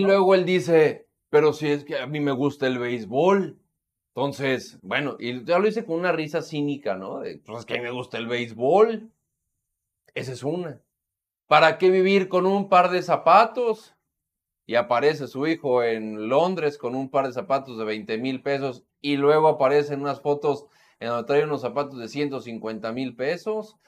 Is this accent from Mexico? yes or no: yes; Mexico; como mexicano